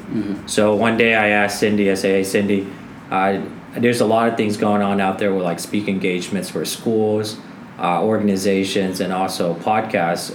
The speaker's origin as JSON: {"language": "English", "area": "Middle America", "region": "Midwest", "country": "United States", "said": "we come from Middle America"}